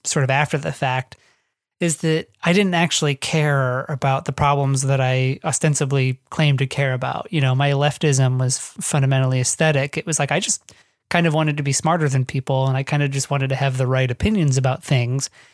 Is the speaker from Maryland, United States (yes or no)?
no; northwest Ohio, United States; moved away; I grew up in the northwest Ohio, which is sort of the flat, boring farmland part